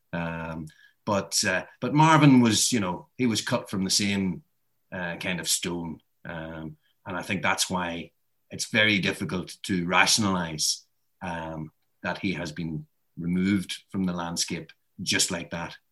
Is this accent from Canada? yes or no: no; Ireland; I'm Irish